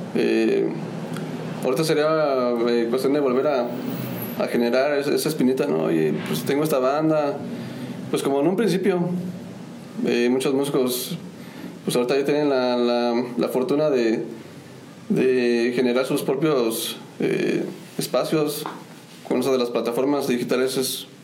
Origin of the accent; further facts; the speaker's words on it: Querétaro, Mexico; soy originario de, del estado de Querétaro